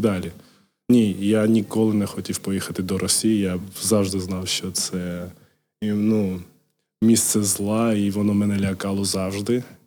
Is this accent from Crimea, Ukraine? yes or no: no; Kharkiv, Kharkiv Oblast, Ukraine; first language Georgian; Ukrainian is a second language; also born or lived in Georgia; я перша мова була грузинська. грузинська. Я спілкувався нею з мамою, з батьком. Так далі. І потім, в 5 років, коли переїхав до України в Харків, почав спілкуватися російською